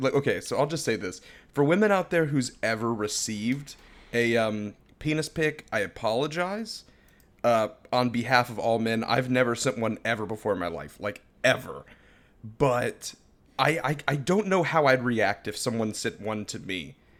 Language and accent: English; Florida, United States; I'm a born and raised Floridian.